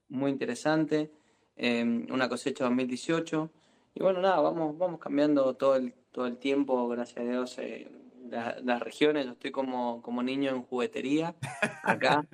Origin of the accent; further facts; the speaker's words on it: Mendoza, Argentina; como mendocino, como, como sommelier